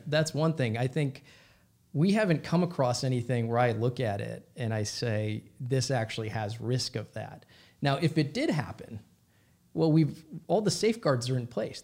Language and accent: English; Minnesota, United States; I grew up in Minnesota